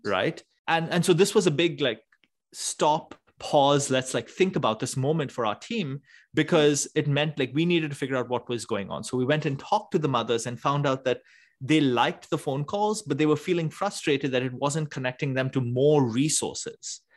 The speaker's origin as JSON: {"language": "English", "town": "Mumbai", "region": "Maharashtra", "country": "India", "tie": "born or raised there", "moved": "yes", "said": "I grew up in Bombay in India"}